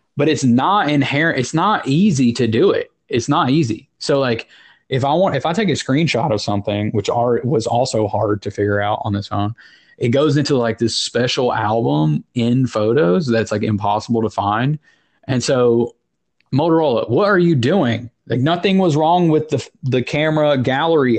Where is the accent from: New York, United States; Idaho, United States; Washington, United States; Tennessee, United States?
Tennessee, United States; now in New Jersey, United States; I did grow up in Tennessee